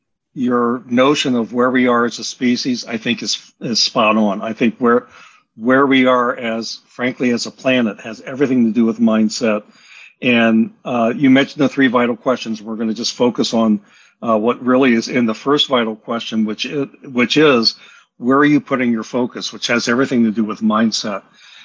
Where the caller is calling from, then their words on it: Bainbridge Island, Washington, United States; Bainbridge Island, Washington, off the near Seattle.